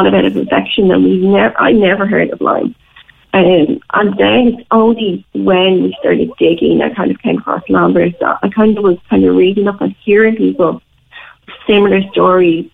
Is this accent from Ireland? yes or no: yes; Dublin, Leinster, Ireland; now in Cork, Ireland; I'm from Dublin. I lived in Dublin at the time and now in Cork